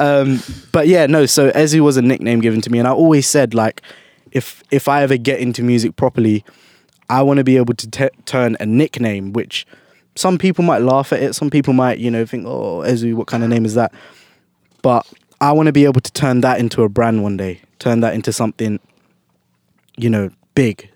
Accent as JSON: {"language": "English", "region": "London", "country": "United Kingdom", "tie": "born or raised there", "said": "I was born and bred in, in London, in U K"}